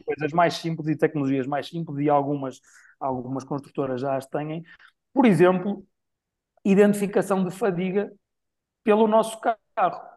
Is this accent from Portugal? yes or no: yes; Braga, Norte, Portugal; em Braga, na minha cidade natal